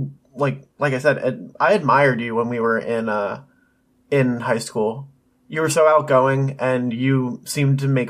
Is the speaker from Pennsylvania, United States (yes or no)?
yes; Pennsylvania, United States; I was born in Pennsylvania in the small town that we are from to Jennifer and Darren, the parents of this story